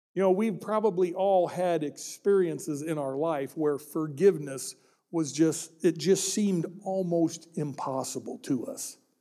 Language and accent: English; Peoria, Illinois, United States; my hometown of Peoria, Illinois